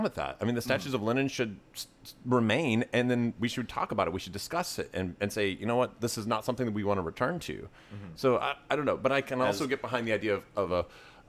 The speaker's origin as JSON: {"language": "English", "region": "Tennessee", "country": "United States", "tie": "born or raised there", "said": "I grew up in Tennessee"}